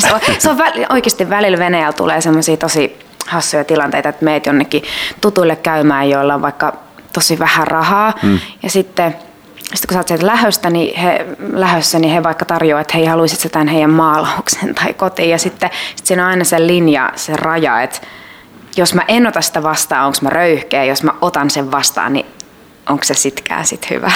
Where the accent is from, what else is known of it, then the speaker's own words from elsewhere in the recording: Kerava, Uusimaa, Finland; mä oon Keravalta kotoisin ja mun isä äiti asuu edelleen siellä